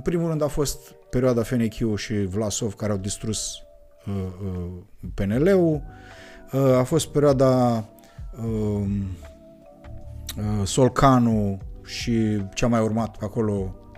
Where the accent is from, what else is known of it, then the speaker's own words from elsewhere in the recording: Moldavia, Romania; ne identificăm ochii celorlalți ca moldoveni